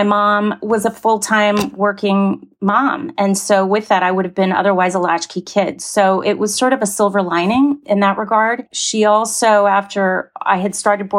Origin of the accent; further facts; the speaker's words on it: New Hampshire, United States; now in Los Angeles, United States; I was born in New Hampshire.